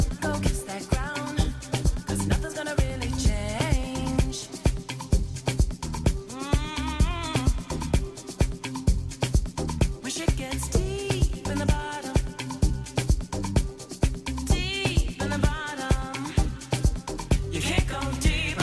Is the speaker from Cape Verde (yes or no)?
yes; Cape Verde; now in Manchester, United Kingdom; I'm from Cape Verde. I live in UK, Manchester.